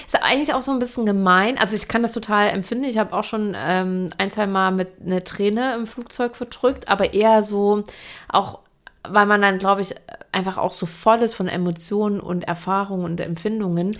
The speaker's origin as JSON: {"language": "German", "region": "Saxony", "country": "Germany", "said": "ich komme ja aus Sachsen"}